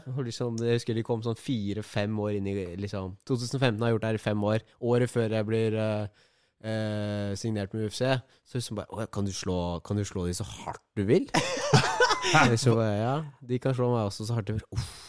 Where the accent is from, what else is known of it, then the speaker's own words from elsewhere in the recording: Tønsberg, Vestfold, Norway; born there; also born or lived in Larvik; Jeg ble født i Tønsberg. Mm. Ja, Da ble det plutselig komplisert. Jeg, bodde i Tønsberg og Larvik-området i en sånn én til tre år.